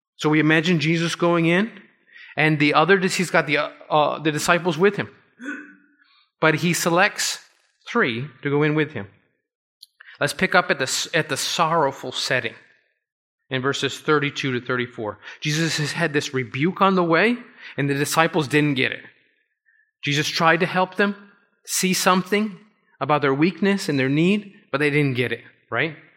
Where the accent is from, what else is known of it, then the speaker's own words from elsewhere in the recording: Florida, United States; now in New York, United States; I grew up in Florida